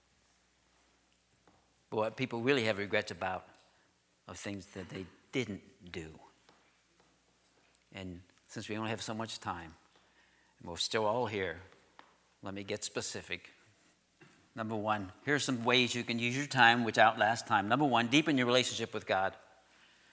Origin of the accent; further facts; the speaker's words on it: Juniata, Pennsylvania, United States; I grew up here in Juniata.